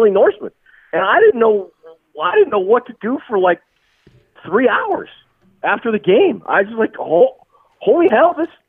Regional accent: Minnesota, United States; moved away; also born or lived in Ohio; I'm an Ohio State guy. I'm an Ohio State fan. Went to school and all that. But I'm from Minnesota originally, which is why I'm a Vikings fan.

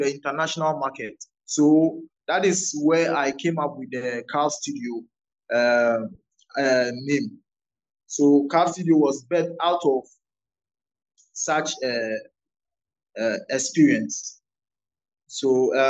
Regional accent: Volta, Ghana; I'm an Ewe by native. I come from the Volta region of Ghana

